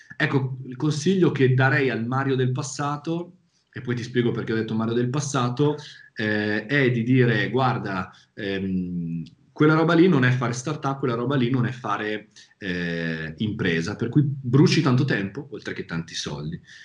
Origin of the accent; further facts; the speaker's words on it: province of Milan, Lombardy, Italy; accent: Milanese; vivere in una zona che è la provincia di Milano, come sentirà dal mio accento